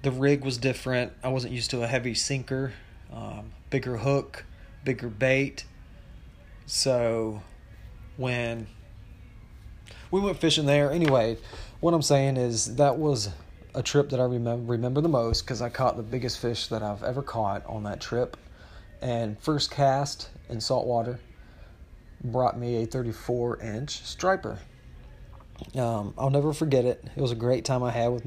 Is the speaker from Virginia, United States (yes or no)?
yes; Virginia, United States; moved away; I was born and raised in Virginia.